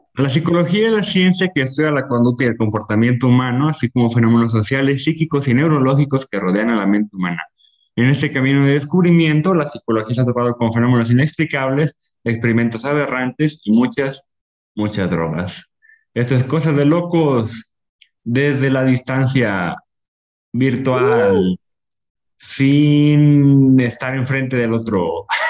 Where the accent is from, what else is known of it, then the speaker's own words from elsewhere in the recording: Ocotlán, Mexico; estoy en las calles de, Ocotlán, de donde soy